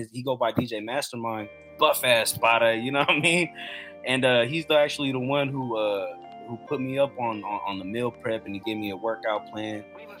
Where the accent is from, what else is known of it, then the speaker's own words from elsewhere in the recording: Philippines; as a Filipino, yeah, because, you know, we got all these aunties and our moms